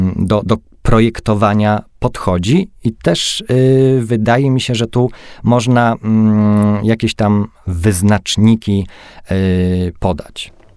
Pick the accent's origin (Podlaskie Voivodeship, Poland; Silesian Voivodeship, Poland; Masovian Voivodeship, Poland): Silesian Voivodeship, Poland; jeździłem ze swojego miasta do Katowic, bo jestem ze Śląska